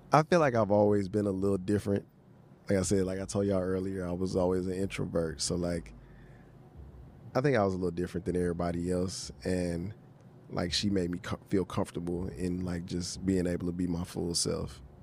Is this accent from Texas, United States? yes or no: yes; Houston, Texas, United States; moved away; also born or lived in New Orleans; I'm from Houston, lived in New Orleans